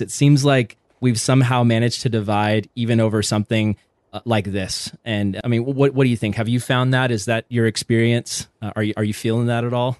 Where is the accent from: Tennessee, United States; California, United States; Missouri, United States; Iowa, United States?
California, United States; Vista; I grew up in Vista, California.